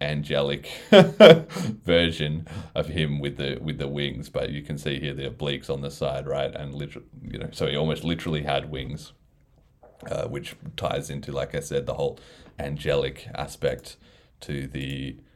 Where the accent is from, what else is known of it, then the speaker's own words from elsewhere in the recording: Australia; being Australian